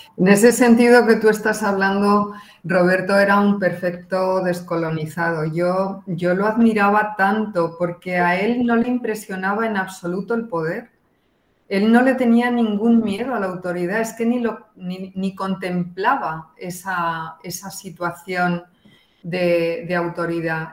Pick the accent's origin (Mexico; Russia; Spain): Spain; moved away; yo vengo de un país autoritario, yo me crié en, una dictadura